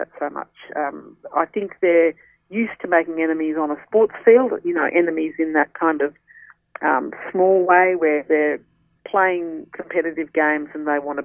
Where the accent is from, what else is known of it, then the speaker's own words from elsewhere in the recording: Australia; I'm an Australian, born and bred.